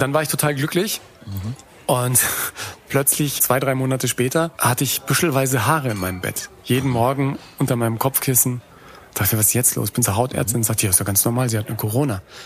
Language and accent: German; Germany; meine Erlebnisse als Deutscher, der nach New York kommt